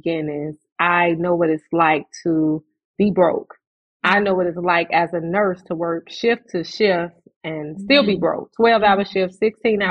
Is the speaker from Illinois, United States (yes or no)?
yes; Chicago, Illinois, United States; I am from the South Side of Chicago, born and raised in a low-income housing project